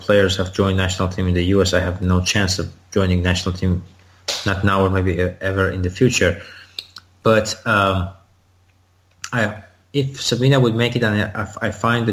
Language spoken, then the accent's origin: English; Iran; now in United States